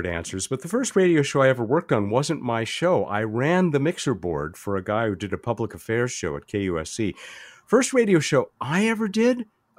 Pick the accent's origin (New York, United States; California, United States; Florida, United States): California, United States; Los Angeles; Los Angeles, California.